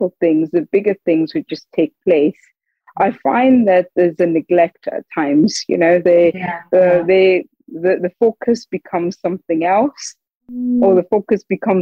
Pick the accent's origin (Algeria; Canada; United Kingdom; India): United Kingdom; the Northeast, North East England; I'd grown up, born and raised in the Northeast